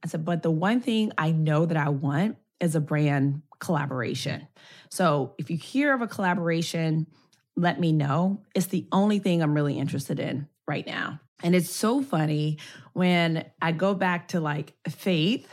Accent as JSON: {"language": "English", "town": "Memphis", "region": "Tennessee", "country": "United States", "moved": "yes", "said": "I'm from Memphis"}